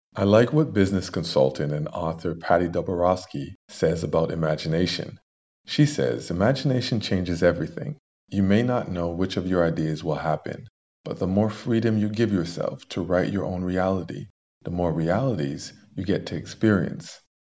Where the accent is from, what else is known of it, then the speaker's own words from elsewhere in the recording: Canada; as a Canadian